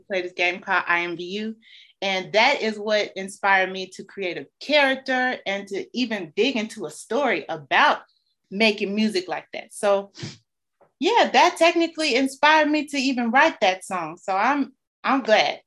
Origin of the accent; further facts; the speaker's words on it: Chicago, Illinois, United States; growing up on the South Side